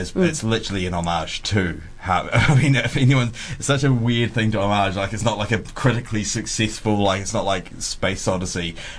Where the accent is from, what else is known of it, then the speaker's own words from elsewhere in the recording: Timaru, Canterbury, New Zealand; also born or lived in Temuka; I grew up in Timaru, which is the seventh. Yeah, Timmer's Hut or TKA or Temuka, where I'm actually from.